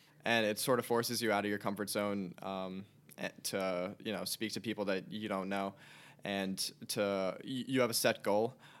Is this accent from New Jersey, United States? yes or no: yes; Elizabeth, New Jersey, United States; So I'm originally from Elizabeth, New Jersey. It's right next to Newark Airport.